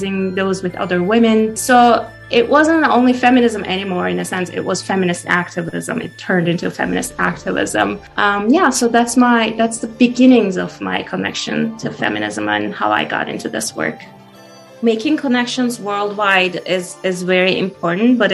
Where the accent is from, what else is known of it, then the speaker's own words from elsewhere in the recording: Turkey; moved away; I grew up in Turkey